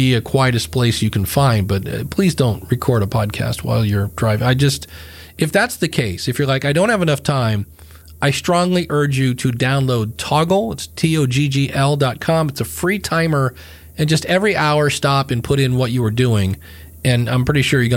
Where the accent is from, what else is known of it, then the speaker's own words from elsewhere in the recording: Akron, Ohio, United States; that's where I'm from, Akron, Ohio